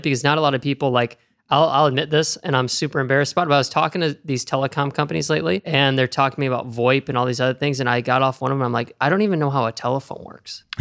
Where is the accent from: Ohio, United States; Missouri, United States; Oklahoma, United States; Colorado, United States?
Ohio, United States; Oregon; I'm from Oregon, Ohio